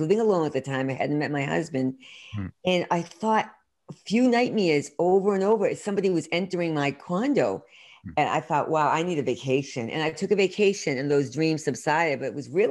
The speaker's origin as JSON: {"language": "English", "town": "Worcester", "region": "Massachusetts", "country": "United States", "tie": "born or raised there", "also_born_or_lived": "Boston", "said": "I grew up in Central Mass, Worcester, Mass, and I'm really did full circle, lived in Boston for many years outside and back here now"}